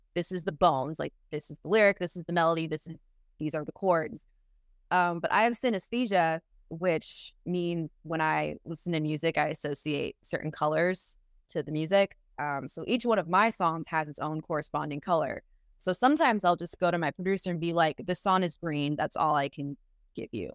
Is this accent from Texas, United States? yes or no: no; Boston, Massachusetts, United States; moved away as an adult; now in Nashville, United States; I'm from Boston, Massachusetts originally